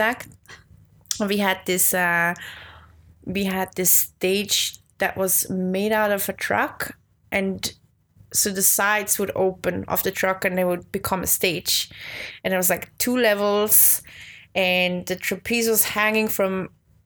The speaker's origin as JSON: {"language": "English", "town": "Wattwil", "region": "St. Gallen", "country": "Switzerland", "also_born_or_lived": "New York", "first_language": "Swiss German", "second_language": "English", "moved": "as an adult", "said": "I'm from a small town called Wattwil, which is in the east of Switzerland, so 1 hour from Zurich."}